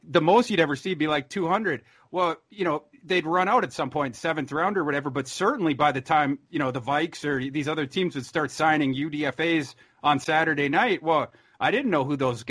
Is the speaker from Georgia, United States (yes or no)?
no; Minnesota, United States; I'm from Minnesota